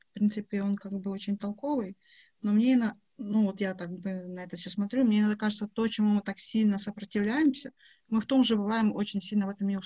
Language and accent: Russian; Dnipro, Dnipropetrovsk Oblast, Ukraine; now in Kyiv, Ukraine; Я живу в Киеве, но я из Днепра. У меня папа металлург, я не металлург.